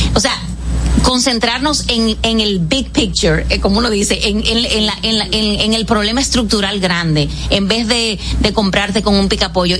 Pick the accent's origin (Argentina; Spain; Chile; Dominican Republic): Dominican Republic; also born or lived in San José de Ocoa